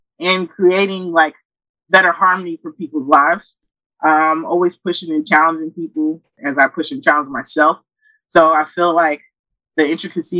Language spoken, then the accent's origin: English; Kenya; now in United States; So I was born in Kenya